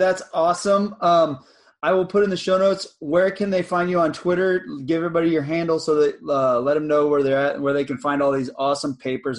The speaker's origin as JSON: {"language": "English", "area": "near South Padre Island", "region": "Texas", "country": "United States", "tie": "born or raised there", "said": "I grew up on the coast. I lived, yeah, you know, spent almost my entire life, like, on a beach, hanging out by the water, the ocean, fishing."}